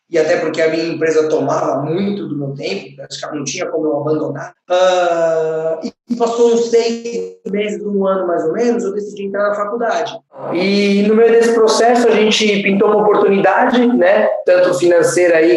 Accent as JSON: {"language": "Portuguese", "region": "São Paulo", "country": "Brazil", "said": "eu sou da Zona"}